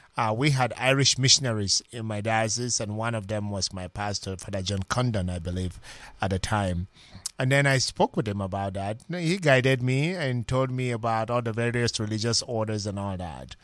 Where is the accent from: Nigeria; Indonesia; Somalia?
Nigeria; Minna, Niger State; moved away as an adult; now in United States; originally I'm from Nigeria, and, ah, my journey to the British Strait began from a little parish called Saint Joseph Parish in Minna, spelled M I N N A, in Niger State, Nigeria